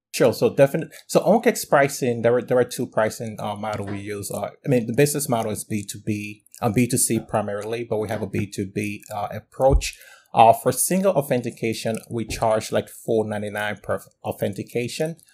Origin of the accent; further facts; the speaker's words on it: Liberia; now in United States; I'm originally from Liberia, West Africa, and I've been in the U S for probably over, uh, over twelve years